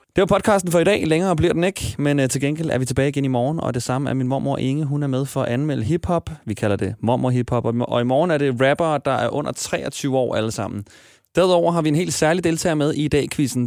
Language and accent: Danish; Smørum, Capital Region of Denmark, Denmark; fordi jeg er fra Smørum, lige ved siden af.